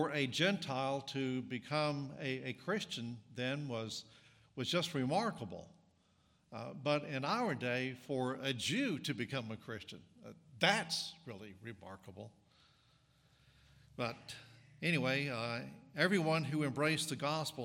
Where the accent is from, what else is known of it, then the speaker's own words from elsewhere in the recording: North Carolina, United States; accent: Southern; moved away as an adult; also born or lived in East Tennessee / Mississippi; now in Illinois, United States; I grew up in North Carolina and went to college in East Tennessee. So I am a native southerner